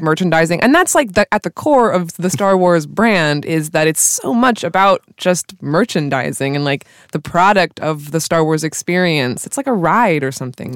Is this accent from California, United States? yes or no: yes; California, United States; being a Californian.